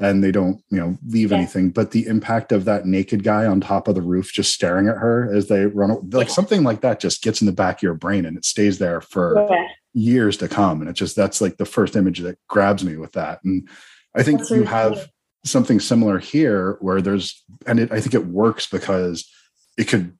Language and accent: English; United States; I'm an American